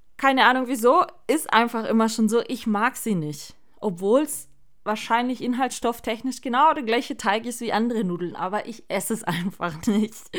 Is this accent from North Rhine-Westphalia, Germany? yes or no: no; Swabia, Baden-Württemberg, Germany; ich bin zwar hier in, im Schwabenland geboren, bluttechnisch gesehen, aber gar nichts an Schwäbisch